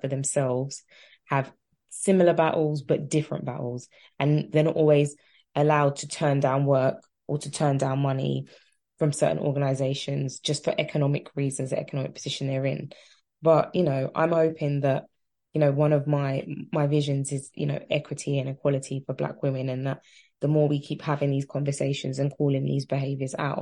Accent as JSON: {"language": "English", "region": "London", "country": "United Kingdom", "tie": "born or raised there", "said": "I'm from Tottenham. That's just the lamb. That's just the ecosystem I was raised"}